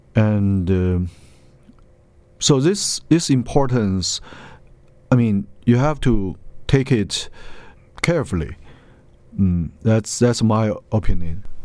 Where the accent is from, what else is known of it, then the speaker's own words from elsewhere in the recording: Lanzhou, Gansu, China; Lanzhou. It's my hometown.